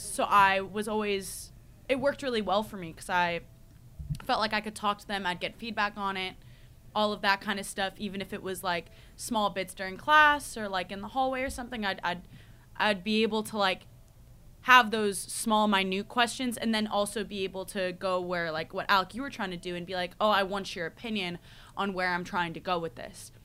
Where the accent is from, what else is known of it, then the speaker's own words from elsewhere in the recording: United States; moved away as an adult; now in United Kingdom; I'm the American who only knows about America